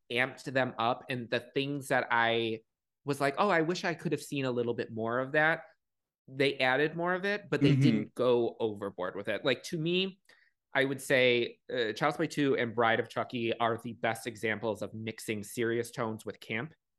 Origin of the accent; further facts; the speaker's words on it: Chicago, Illinois, United States; I was born and raised in Chicago, and then for high school, like middle school and high school, I was in the suburbs